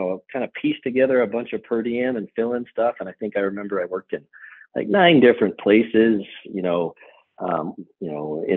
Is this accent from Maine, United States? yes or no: no; New Jersey, United States; moved away as an adult; also born or lived in New York; now in Missoula, United States; I grew up in New Jersey